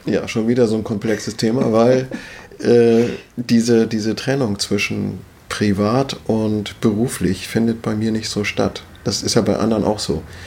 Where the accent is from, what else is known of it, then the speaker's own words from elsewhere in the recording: Schleswig-Holstein, Germany; moved away as an adult; also born or lived in Wendland; now in Hitzacker, Germany; als Schleswig-Holsteiner